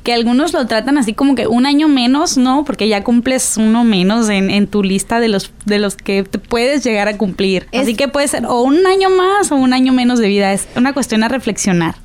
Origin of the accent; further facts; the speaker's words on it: Mexico; soy totalmente mexicana